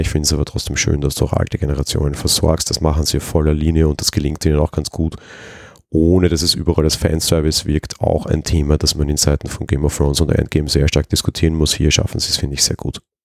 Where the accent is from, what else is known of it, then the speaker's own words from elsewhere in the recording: Vienna, Austria; ich bin aus Wien